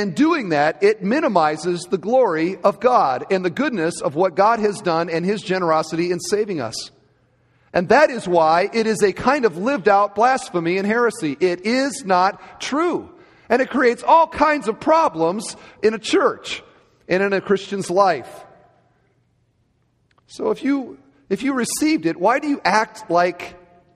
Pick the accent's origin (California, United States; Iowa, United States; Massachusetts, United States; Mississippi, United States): Iowa, United States; Cedar Falls; moved away; I grew up in Cedar Falls, Iowa